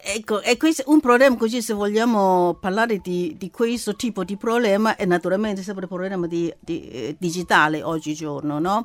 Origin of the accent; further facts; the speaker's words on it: China; Italian is a second language; now in Italy; io intendo come, come cinese